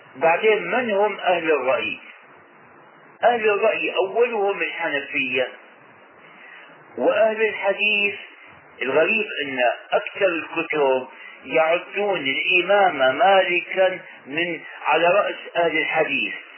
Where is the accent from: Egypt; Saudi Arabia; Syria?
Syria; عندنا في الشام